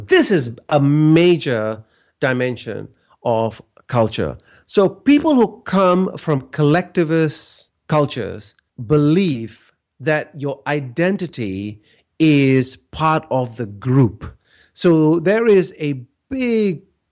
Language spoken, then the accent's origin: English; Malaysia; I grew up in Malaysia, and Malaysia is a collectivist culture